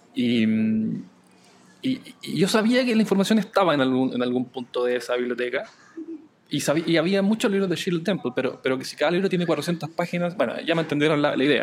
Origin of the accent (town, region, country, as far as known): Chile